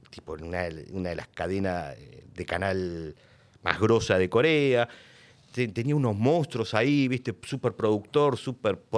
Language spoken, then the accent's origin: Spanish; Argentina; ¿Vos de dónde venís? yo soy argentino. Le digo así bajito, ¿viste? Soy argentino.